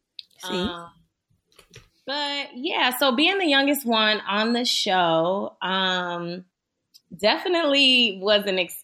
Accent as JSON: {"language": "English", "region": "the South", "country": "United States", "said": "Well, to be 100% honest with you, I'm from the South. So in Florida or anywhere in the South, generally"}